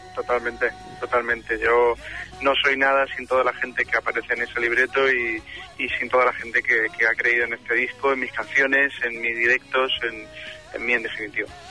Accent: Málaga, Andalusia, Spain; moved away; cuando baje a mi tierra, a Málaga, pues eh, con la familia

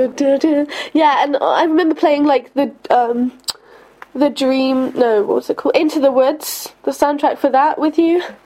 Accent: London, United Kingdom; growing up in London

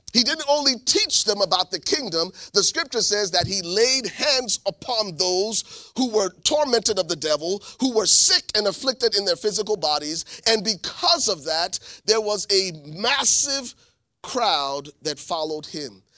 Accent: Liberia; moved away; also born or lived in New Jersey, United States / Columbus, Ohio, United States; I'm originally from Liberia, West Africa. My family was granted political asylum in nineteen ninety-three.

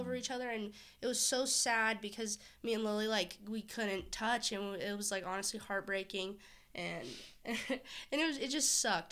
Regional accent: Orange County, California, United States; I'm from Orange County

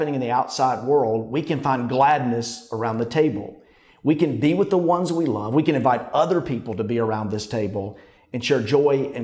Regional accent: Pampa, Texas, United States; moved away; also born or lived in Fayetteville, Arkansas; only lived there for less than a year, so I have no memories there. But as a boy, after that, we moved to Pampa, Texas

